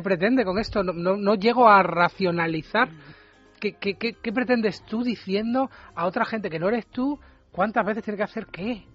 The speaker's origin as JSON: {"language": "Spanish", "country": "Spain", "said": "Es esta cosa de vecinillos que tenemos en España"}